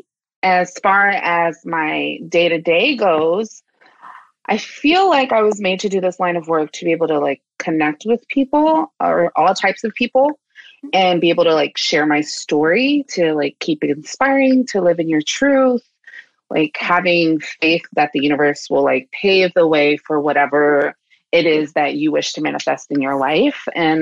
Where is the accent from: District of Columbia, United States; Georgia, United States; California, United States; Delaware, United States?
District of Columbia, United States; Washington; moved away as an adult; also born or lived in San Francisco Bay Area; now in San Francisco, United States; I'm originally from Washington, D.C., but I've been living in the Bay Area since 2015